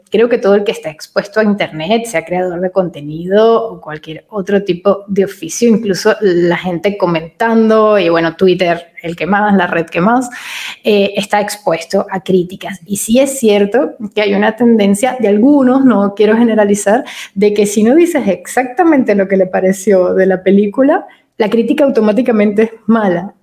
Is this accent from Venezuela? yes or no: yes; Venezuela; moved away as an adult; also born or lived in Madrid, Spain; now in Italy; Nosotros somos venezolanos y vivimos seis años en, Madrid, en España